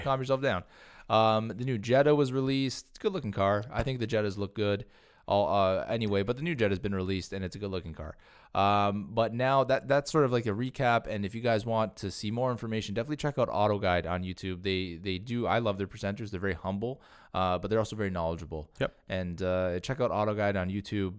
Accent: Canada; as Canadian car enthusiasts

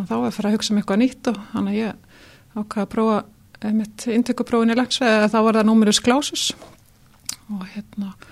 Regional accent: Dalasýsla, Western Region, Iceland; ég er sem sagt eh, fætt á uppbóleinu vestur í Dalasíslu mm. fóreldra mínir voru þar bændur

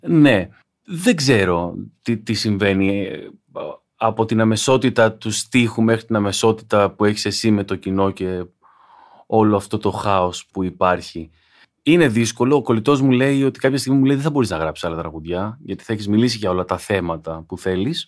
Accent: Igoumenitsa, Epirus, Greece; Εγώ μεγάλωσα σούπα στην Ιγουμενίτσα

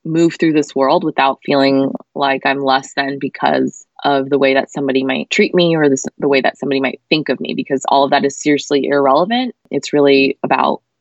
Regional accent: United States; I grew up in America

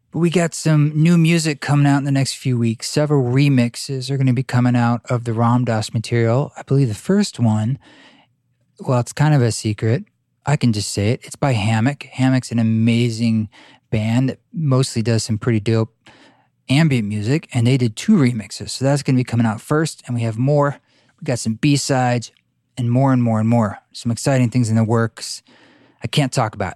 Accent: Boulder, Utah, United States; down in Boulder, Utah, in my, my hometown.

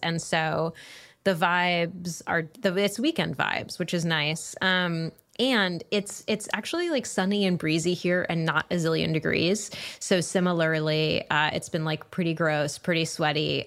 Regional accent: New England, United States; moved away as an adult; also born or lived in Chicago; now in Washington, D.C., United States; I'm from New England

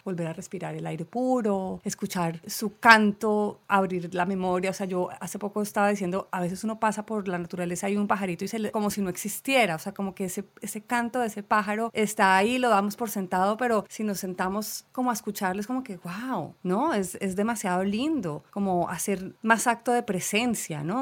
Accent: Colombia; moved away as an adult; now in Los Angeles, United States; como colombianos crecimos también con la lluvia

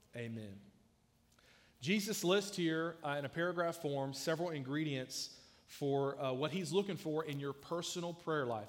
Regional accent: South Georgia, United States; I grew up in South Georgia where a lot of people can barely read and write

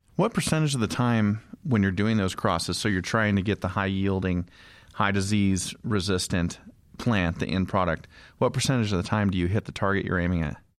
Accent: Idaho, United States; I come from Idaho. I have a small farm

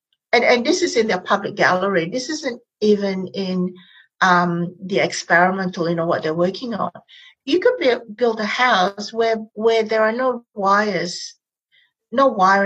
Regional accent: Malaysia; now in Australia; I am Malaysian Chinese. My parents grew up in colonial Malaysia, so I'm post-colonial. We speak English at home

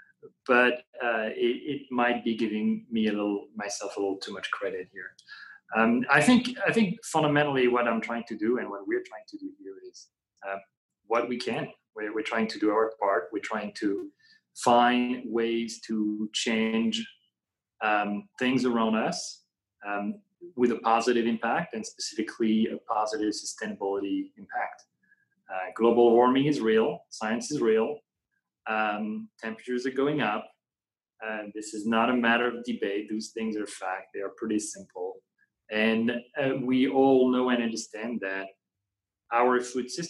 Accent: Paris, Île-de-France, France; accent: French; English is a second language; moved away as an adult; now in United States; So I'm actually French, born and raised in France, born and raised in Paris, close to Paris.

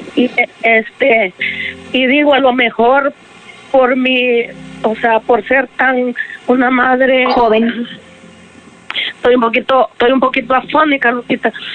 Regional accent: El Salvador; moved away as an adult; now in United States; Yo me vine del Salvador, yo soy del Salvador

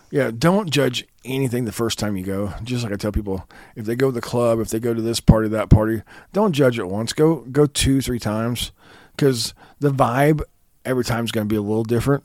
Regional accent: Kansas, United States; I'm from Kansas

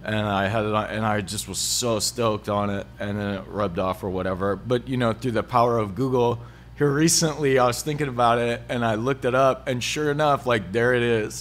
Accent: Hutchinson, United States; growing up in Hutchinson

